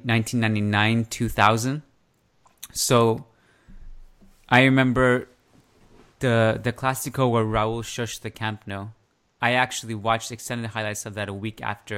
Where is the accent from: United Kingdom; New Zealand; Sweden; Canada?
Canada; growing up in Canada, especially in a smaller city